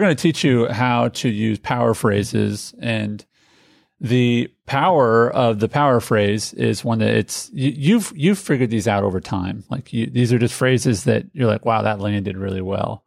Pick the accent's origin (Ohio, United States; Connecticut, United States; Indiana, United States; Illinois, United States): Indiana, United States; Indianapolis; I grew up in Indianapolis.